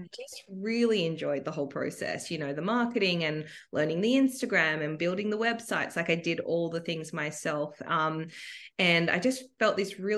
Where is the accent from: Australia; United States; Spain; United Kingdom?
Australia; Sydney, New South Wales; I am from Sydney